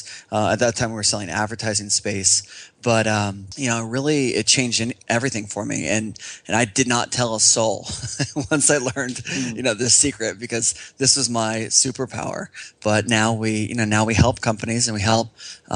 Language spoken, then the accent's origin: English; Northern California, United States; I grew up in Northern California